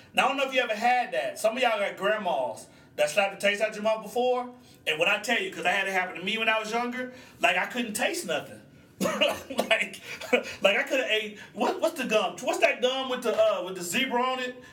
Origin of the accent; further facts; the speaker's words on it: Oklahoma, United States; I'm from Oklahoma